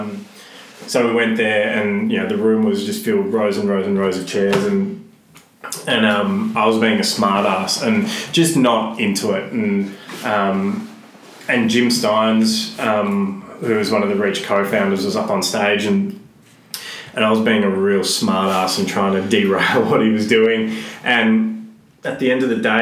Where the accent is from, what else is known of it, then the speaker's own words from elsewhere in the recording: Melbourne, Victoria, Australia; from Glenroy, went to school in Broadmeadows